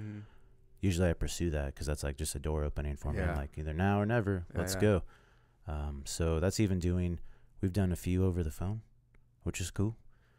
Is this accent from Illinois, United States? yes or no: no; Fort Scott, Kansas, United States; I moved to Fort Scott, Kansas, which this has nothing to do with military shit.